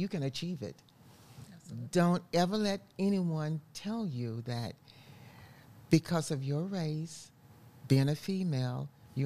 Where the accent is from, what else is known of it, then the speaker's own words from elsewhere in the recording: Spartanburg, South Carolina, United States; also born or lived in Columbia, South Carolina; I'm a Southern girl. I was born in Spartanburg, South Carolina, at the foot of the Blue Ridge Mountains, mm-hmm. Beautiful country there.